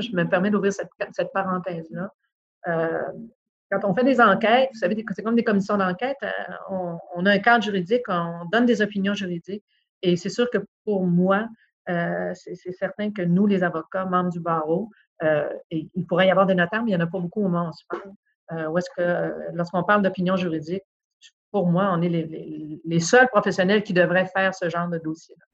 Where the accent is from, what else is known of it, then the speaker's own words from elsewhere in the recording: Chicoutimi, Quebec, Canada; moved away as an adult; je suis une fille du Saguenay-Lac-Saint-Jean. Je suis née à Chicoutimi, euh, j'y ai, grandi.